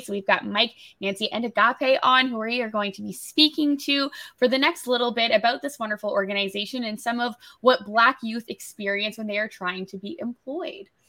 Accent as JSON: {"language": "English", "region": "New Brunswick", "country": "Canada", "tie": "born or raised there", "moved": "yes", "lives_now": "Toronto, Canada", "said": "growing up in New Brunswick, I was off, you're offered about the same five jobs"}